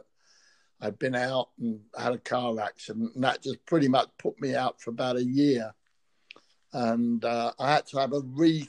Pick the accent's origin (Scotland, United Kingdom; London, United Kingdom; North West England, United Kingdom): London, United Kingdom; also born or lived in Shepherd's Bush; Well, I grew up in Fulham. I was a mad Fulham fan, and I was just born in Shepherd's Bush, or sorry, a market, North End Road Market. And little terraced house.